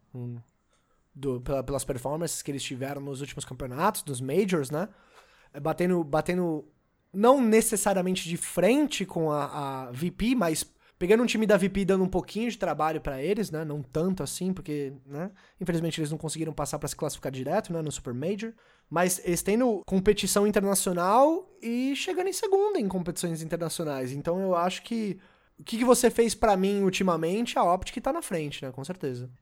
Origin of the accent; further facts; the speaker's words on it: Brazil; Eu, como sou brasileiro